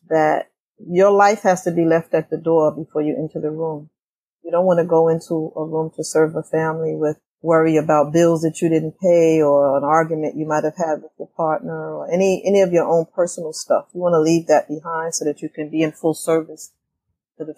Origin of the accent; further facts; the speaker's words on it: New York City, New York, United States; I am from Brooklyn, New York, Bedford-Stuyvesant